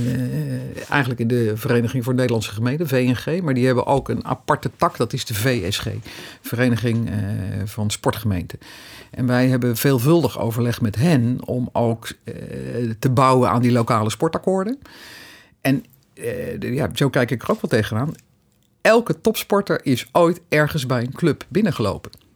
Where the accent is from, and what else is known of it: Netherlands